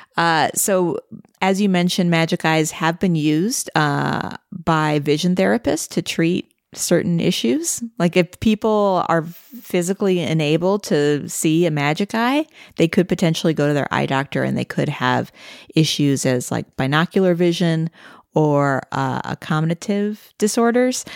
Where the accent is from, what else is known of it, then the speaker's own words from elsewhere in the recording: St. Louis, Missouri, United States; I grew up in Saint Louis, which is right on the Mississippi River